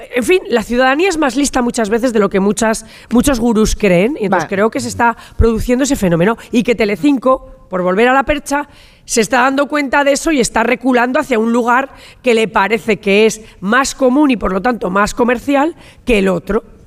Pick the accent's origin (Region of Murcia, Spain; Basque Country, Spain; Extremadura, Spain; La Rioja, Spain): La Rioja, Spain; soy riojana y como riojana, en esta Santa Rioja eh, eh, me he pasado toda mi infancia en las comidas familiares